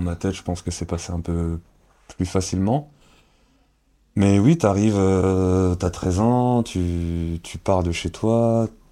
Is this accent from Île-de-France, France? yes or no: yes; Cergy, Île-de-France, France; now in Angers, France; c'est Sergi c'est, le sang comme on dit hein, c'est hmm. c'est, la... c'est, c'est chez moi c'est là où j'ai grandi